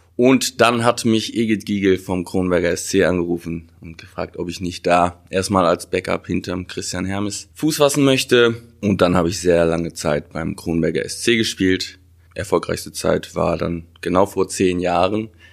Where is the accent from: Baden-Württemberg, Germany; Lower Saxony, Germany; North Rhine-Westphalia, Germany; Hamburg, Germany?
North Rhine-Westphalia, Germany; Wuppertal; in Wuppertal geboren